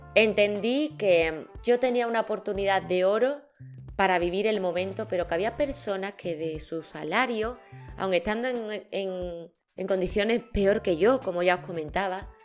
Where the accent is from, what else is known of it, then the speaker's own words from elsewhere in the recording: Seville, Andalusia, Spain; yo soy de Sevilla.